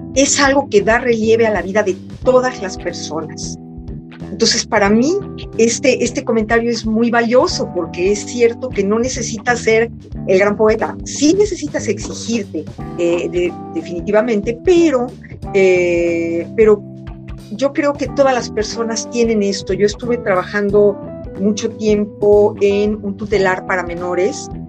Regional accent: Mexico; moved away as an adult; also born or lived in France; un libro del reencuentro con mi país y con mi idioma

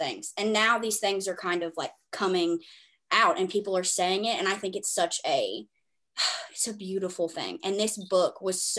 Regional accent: the South, United States; I was raised in the South

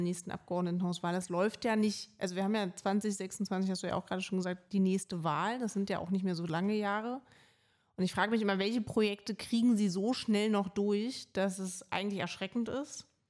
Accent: Berlin, Germany; Ich bin halt Berlinerin

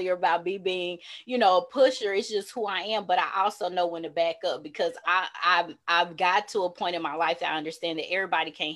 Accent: the South, United States; growing up in the South

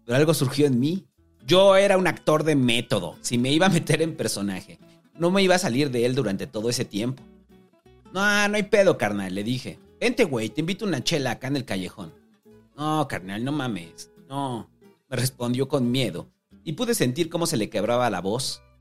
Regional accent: Mexico City, Mexico; los que vivimos toda nuestra vida en la mancha urbana, quienes tenemos nuestro origen en la vida de ciudad, de la periferia, que terminó volviéndose ciudad

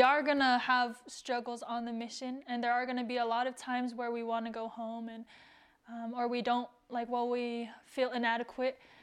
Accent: United States; being a Tongan, growing up in America, not really knowing the culture as much or the language

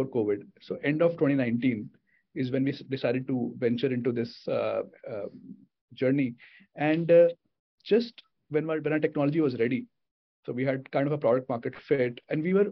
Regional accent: India; also born or lived in United States; I'm an Indian

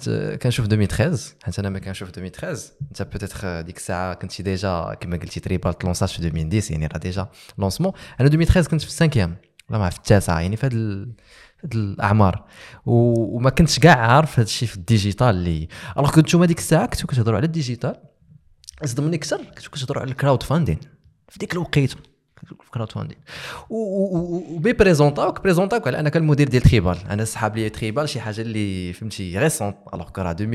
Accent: Morocco; حنا عندنا في المغرب

